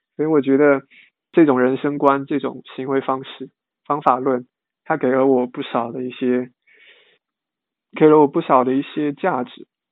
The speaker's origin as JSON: {"language": "Chinese", "town": "Longyan", "region": "Fujian", "country": "China", "moved": "as an adult", "lives_now": "Shanghai, China", "said": "我来自福建龙岩，现在是华东师范大学新闻系大二的在读学生"}